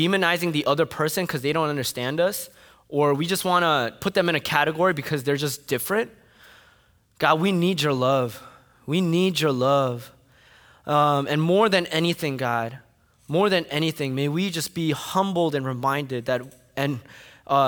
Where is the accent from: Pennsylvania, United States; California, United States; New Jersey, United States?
New Jersey, United States; Fort Lee; I grew up in Fort Lee, New Jersey